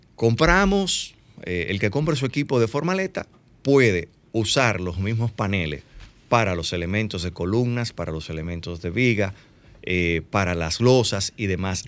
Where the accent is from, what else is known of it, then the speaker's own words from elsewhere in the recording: Dominican Republic; somos dominicanos y sabemos cómo se manejan las cosas aquí en las obras